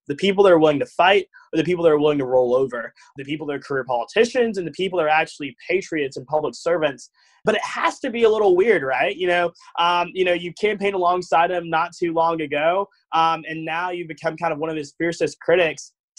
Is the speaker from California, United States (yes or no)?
no; Georgia, United States; I've been active, of course, here in my home state of Georgia.